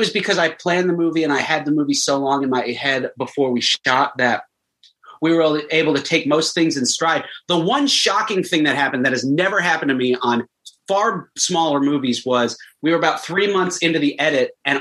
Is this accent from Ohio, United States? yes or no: no; Florida, United States; I grew up in Florida